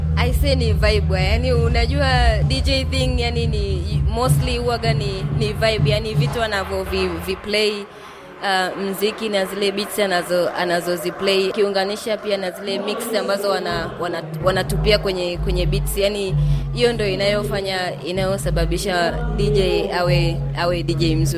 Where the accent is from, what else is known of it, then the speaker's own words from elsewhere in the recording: Ngaramtoni, Arusha, Tanzania; natokea Ngaramtoni ya juu.